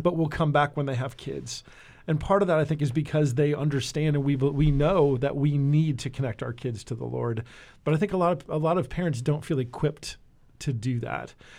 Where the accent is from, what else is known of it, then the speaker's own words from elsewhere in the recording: New Jersey, United States; also born or lived in California / Florida; now in Nashville, United States; I grew up in New Jersey